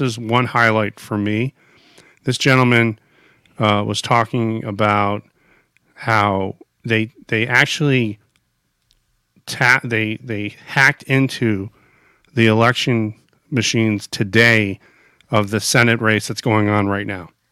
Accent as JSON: {"language": "English", "country": "United States", "said": "as an American"}